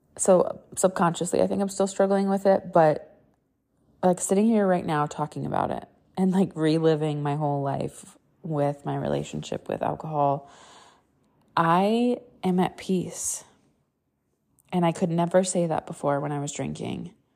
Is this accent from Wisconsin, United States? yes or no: yes; Wisconsin, United States; I grew up in the Midwest, Wisconsin, to be exact.